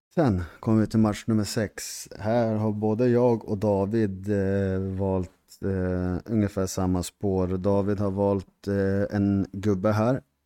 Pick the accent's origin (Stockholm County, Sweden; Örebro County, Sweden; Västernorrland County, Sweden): Västernorrland County, Sweden; Härnösand; jag är från Västernorrland, från residensstaden Härnösand